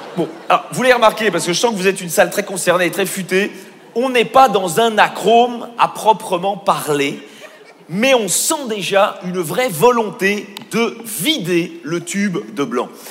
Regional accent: Belgium; Je suis belge

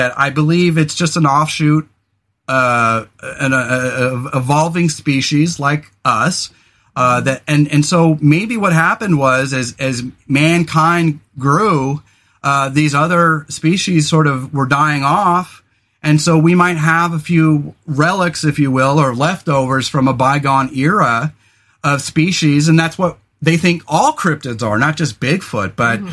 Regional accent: California, United States; now in Oregon, United States; we grew up in California

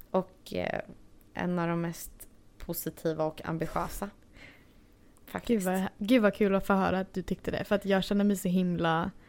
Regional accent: Stockholm, Stockholm County, Sweden; moved away as an adult; now in Los Angeles, United States; Eh, jag är från Stockholm.

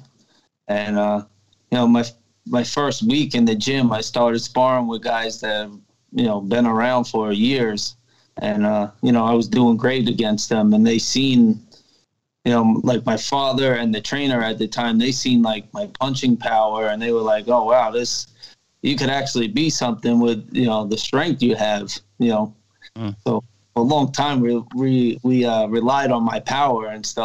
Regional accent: Long Island, New York, United States; I'm born and raised here in the U.S., Long Island, but I'm Irish.

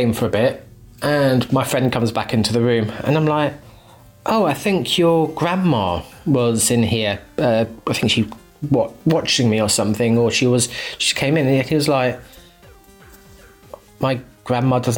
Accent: Hastings, South East England, United Kingdom; in my early years of secondary school in my hometown of Hastings

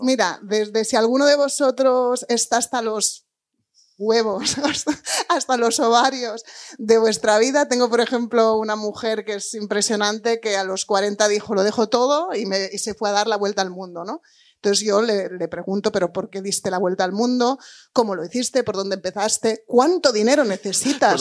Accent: Spain; moved away as an adult; also born or lived in England; emigrar como español, irte a trabajar a un papa a Inglaterra, que es lo que yo he hecho

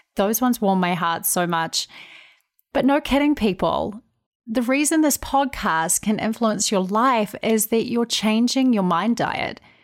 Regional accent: New Zealand; moved away as an adult; now in United States; I'm originally from New Zealand.

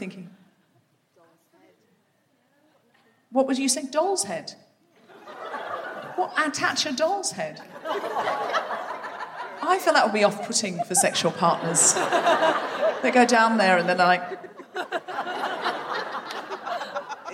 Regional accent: London, United Kingdom; I'm from London

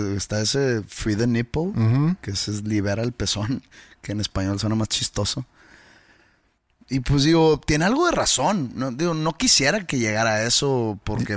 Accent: Mexico; yo siendo un mexicano oprimido

